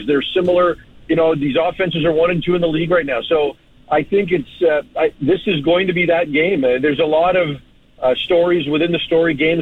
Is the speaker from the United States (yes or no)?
no; West Coast, Canada; I'm from the West Coast.